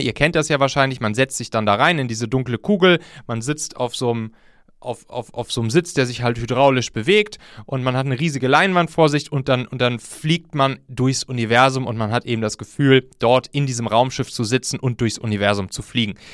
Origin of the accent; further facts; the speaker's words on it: North Rhine-Westphalia, Germany; ich komme ja aus dem Rheinland und da zwischen Köln und Bonn